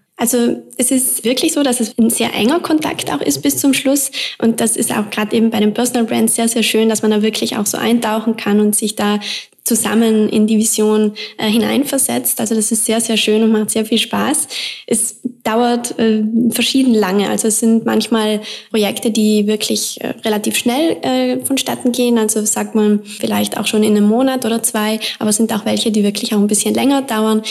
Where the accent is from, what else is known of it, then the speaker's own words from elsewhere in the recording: South Tyrol, Trentino-Alto Adige, Italy; now in Vienna, Austria; ich komme aus Südtirol